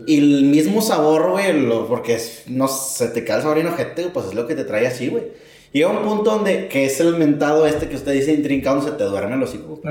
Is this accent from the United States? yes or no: no; Monterrey, Nuevo León, Mexico; soy aquí de Monterrey